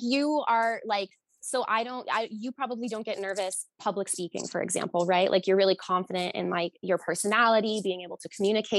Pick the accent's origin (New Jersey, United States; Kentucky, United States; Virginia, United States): New Jersey, United States; also born or lived in Rhode Island / Boston; No, I am from New Jersey, Rhode Island, Boston. So East Coast girl.